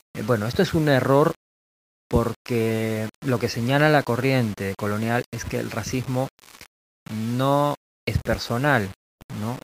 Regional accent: Peru; also born or lived in Lima; acá en mi país, ¿no? en Perú o en Lima

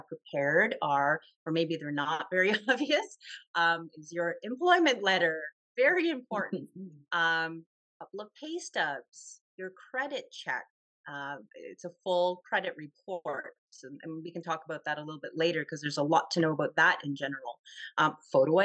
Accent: Toronto, Ontario, Canada; I'm from Toronto

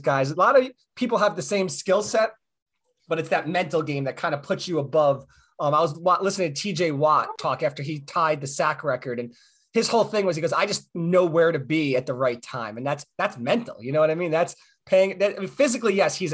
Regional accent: New York, United States; now in Phoenix, United States; I'm from New York, but I live in Arizona now, but I'm from New York

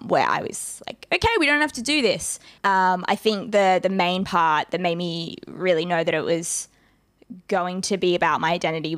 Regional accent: Ethiopia; moved away; I'm from Ethiopia

